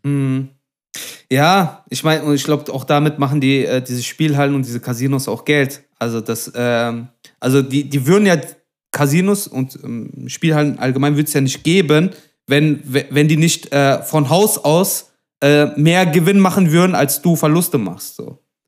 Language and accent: German; Duisburg, North Rhine-Westphalia, Germany; ich komme aus Duisburg-Meidrich